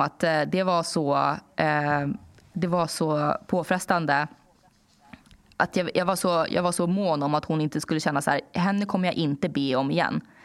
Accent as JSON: {"language": "Swedish", "town": "Danderyd", "region": "Stockholm County", "country": "Sweden", "tie": "born or raised there", "said": "när jag var yngre och bodde i Danderyd"}